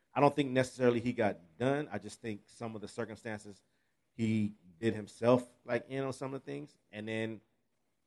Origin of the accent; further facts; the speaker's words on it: Pasadena, California, United States; I grew up in Pasadena and in L.A. area